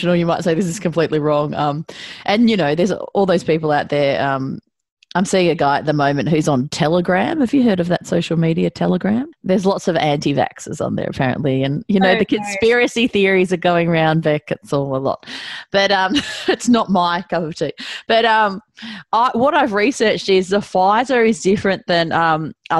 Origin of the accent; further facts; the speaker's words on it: Melbourne, Victoria, Australia; I'm originally from Brighton in Melbourne